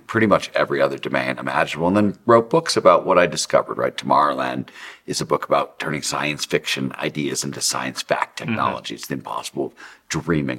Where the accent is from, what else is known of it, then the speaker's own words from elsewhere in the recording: Cleveland, Ohio, United States; I grew up in Cleveland, Ohio